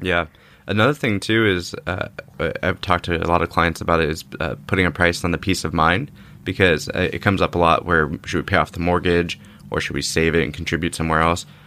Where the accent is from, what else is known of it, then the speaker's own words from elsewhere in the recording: Orange County, California, United States; I grew up in Orange County area